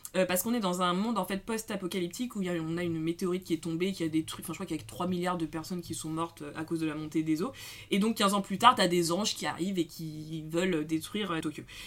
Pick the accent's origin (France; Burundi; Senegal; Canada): France; on est française